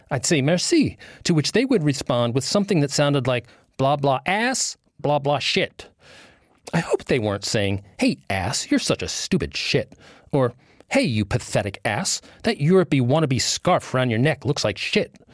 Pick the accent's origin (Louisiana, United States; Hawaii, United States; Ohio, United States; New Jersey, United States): New Jersey, United States; Or since I'm from New Jersey, no problem.